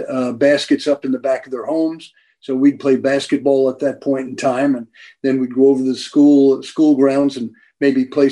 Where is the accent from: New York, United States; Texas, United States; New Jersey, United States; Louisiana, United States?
New Jersey, United States; Maplewood; I grew up in New Jersey way back in 1940